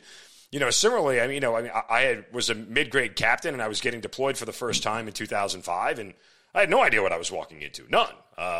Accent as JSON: {"language": "English", "region": "New York", "country": "United States", "said": "this hits home for me because I'm a New Yorker."}